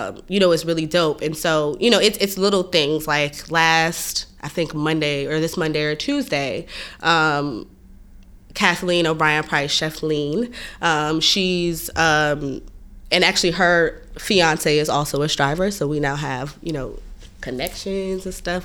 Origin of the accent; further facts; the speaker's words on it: Hampton, Virginia, United States; moved away as an adult; now in New York, United States; I'm from Virginia. I'm from Hampton, Virginia